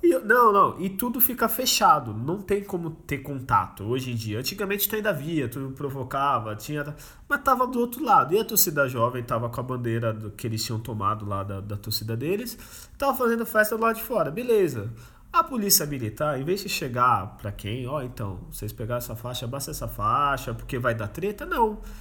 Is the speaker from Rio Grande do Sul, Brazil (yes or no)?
no; Santos, São Paulo, Brazil; a gente é de Santos